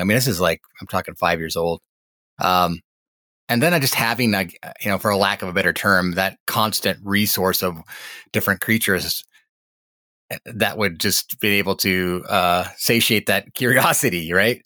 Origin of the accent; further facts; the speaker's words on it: Montana, United States; I grew up in Montana, was born and raised here.